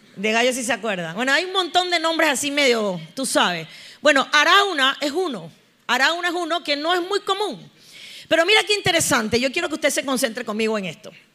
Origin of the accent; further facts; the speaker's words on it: Panama; Cómo estamos los panameños